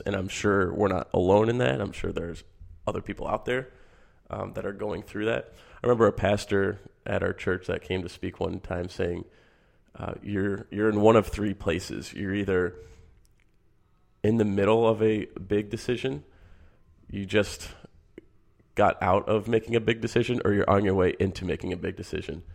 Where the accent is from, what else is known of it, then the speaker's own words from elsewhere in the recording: Michigan, United States; I grew up in Michigan.